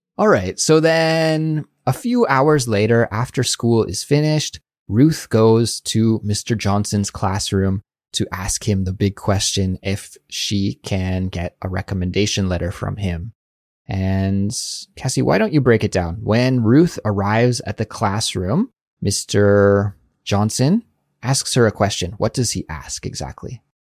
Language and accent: English; Canada; accent: Canadian; My Canadian accent really comes out